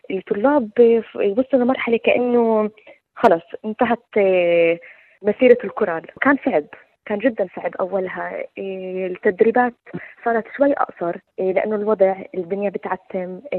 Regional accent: Syria; انا سوري فرحت يعني شوي بالمسرحيه

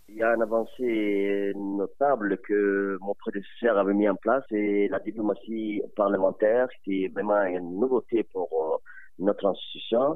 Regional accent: Djibouti; chez nous à Djibouti

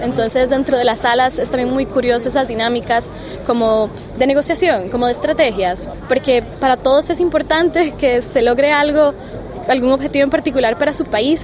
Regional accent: San José, Costa Rica; yo soy de San José, Costa Rica

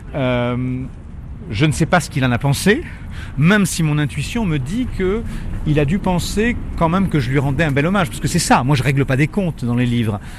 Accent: France; nous sommes français

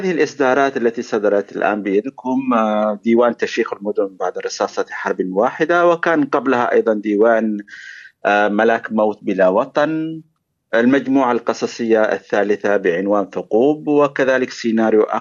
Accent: Yemen; moved away; وانا كيمني صحيح ان اخر مره زرت اليمن كان 2009 ولكن اليمن حاضر في ذهني واليمن يعني اعيش اليمن

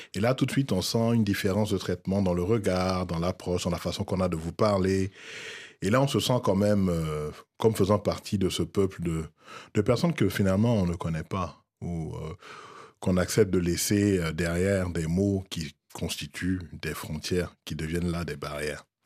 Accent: Abidjan, Côte d’Ivoire; moved away; j'ai quitté la Côte d'Ivoire relativement tôt

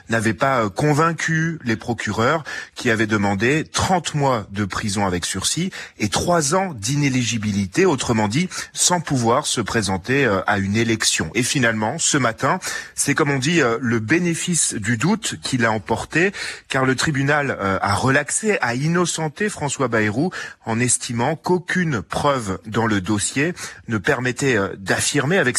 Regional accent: Senegal; Nous, en tant que Sénégalais, nous sommes actuellement fatigués.

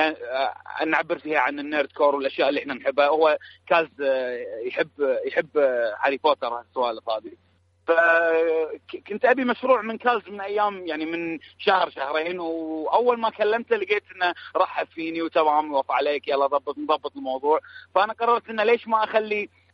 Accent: Kuwait; عندنا بالكويت

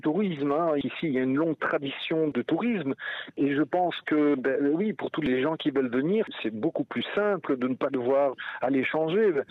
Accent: Belgium; moved away as an adult; now in Croatia; je suis belge, mais que mes parents sont partis à la Côte d'Azur quand j'étais très jeune

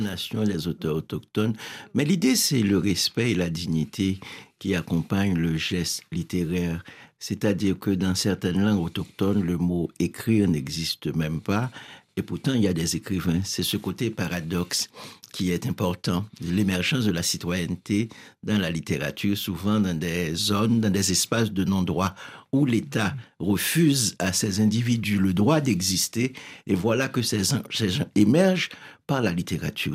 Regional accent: Haiti; now in Montreal, Canada; je viens d'Haïti

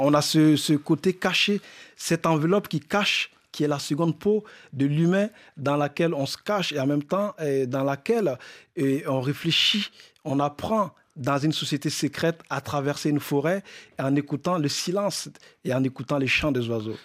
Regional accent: Burkina Faso; moved away; du Burkina Faso, le pays, mon pays d'origine

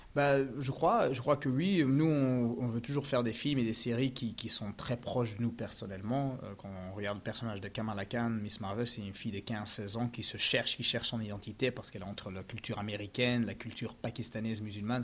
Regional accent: Belgium; quand on a grandi en, en, en Belgique

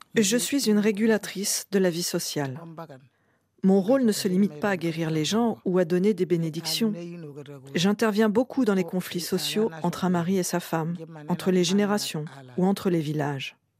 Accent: Gambia; moved away as an adult; also born or lived in Boun; Je suis une fille de Boun. Je suis née en Gambie et je suis venue dans ce village pour me marier

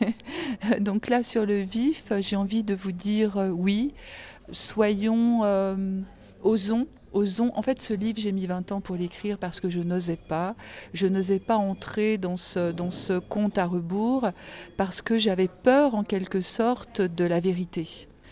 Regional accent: Algeria; je suis née en Algérie

